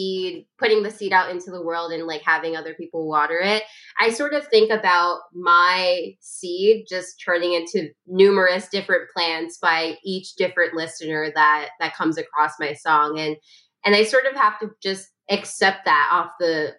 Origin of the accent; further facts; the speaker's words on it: New York City, New York, United States; I'm a lyricist from Brooklyn